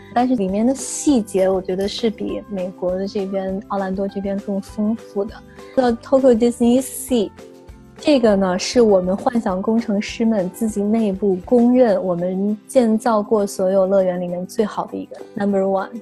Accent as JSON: {"language": "Chinese", "country": "China", "said": "因为我是中国人，我比较喜欢这边的口味"}